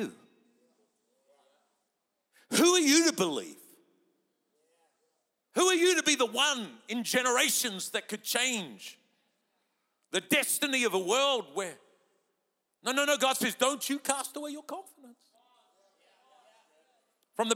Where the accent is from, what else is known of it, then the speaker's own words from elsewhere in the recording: New Zealand; moved away; I'm a Kiwi by birth